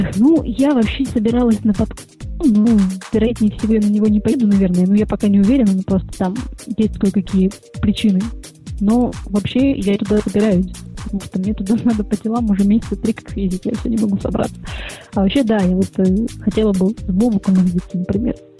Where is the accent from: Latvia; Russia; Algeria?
Russia; Perm, Perm Krai; moved away as an adult; now in Saint Petersburg, Russia; я из центрового города Пермь